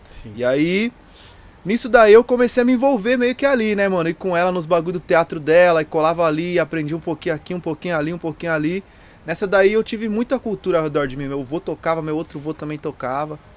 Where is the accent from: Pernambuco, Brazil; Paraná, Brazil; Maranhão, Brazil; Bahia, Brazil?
Paraná, Brazil; Curitiba; born there; now in São Paulo, Brazil; Nasci em Curitiba, mano. Minha família toda é de lá, tá só eu pra cá